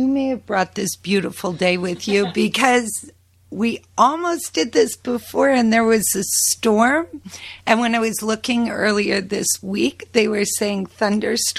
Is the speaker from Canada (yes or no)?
yes; Prince Edward County, Ontario, Canada; moved away; also born or lived in Paris, France / New York / Michigan / Guelph; I decided to move back to the farm and give my children a chance to experience the same kinds of things that I had experienced growing up